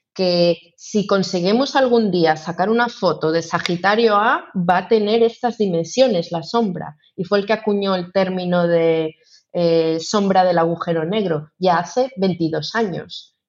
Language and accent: Spanish; Ourense, Galicia, Spain; yo que soy de Orense